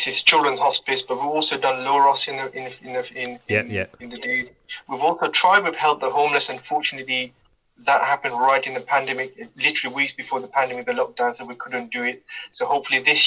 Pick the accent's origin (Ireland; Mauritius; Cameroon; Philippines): Mauritius; now in Leicester, United Kingdom; I grew up in Mauritius